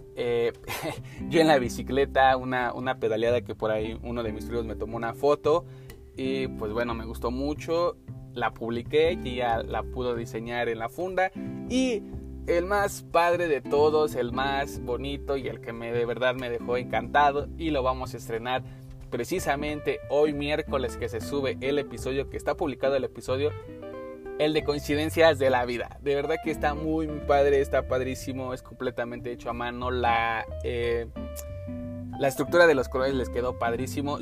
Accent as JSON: {"language": "Spanish", "country": "Mexico", "said": "como mexicanos tenemos"}